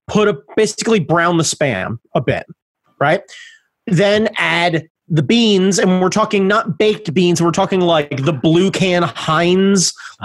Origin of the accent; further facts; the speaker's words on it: United States; I am American.